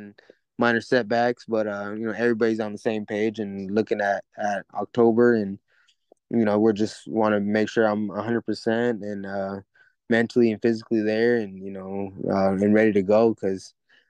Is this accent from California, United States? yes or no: yes; Fairfield, California, United States; also born or lived in Vallejo, California; I'm from Vallejo. I started my career in Vacaville, lived in Fairfield almost my entire life